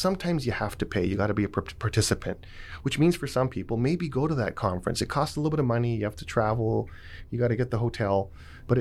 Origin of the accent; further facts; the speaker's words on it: Vancouver, British Columbia, Canada; I'm from Vancouver